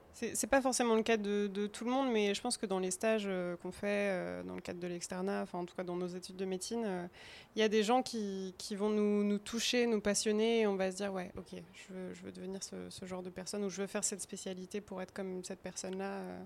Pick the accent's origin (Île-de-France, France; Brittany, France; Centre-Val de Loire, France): Centre-Val de Loire, France; Bourges; moved away as an adult; also born or lived in Tours; now in Angers, France; Je viens pas d'Angers, je viens de Bourges. Si on reprend vraiment aux racines, je viens de Bourges.